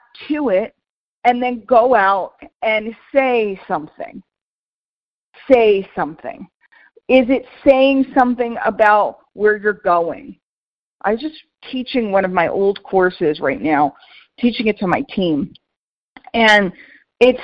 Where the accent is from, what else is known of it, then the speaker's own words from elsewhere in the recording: New York City, New York, United States; moved away; I grew up in New York City and I go back to visit